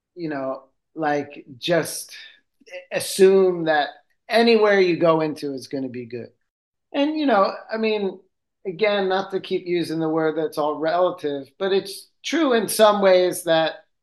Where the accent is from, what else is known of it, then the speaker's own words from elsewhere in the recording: Philadelphia, Pennsylvania, United States; now in Rome, Italy; I'm from Philadelphia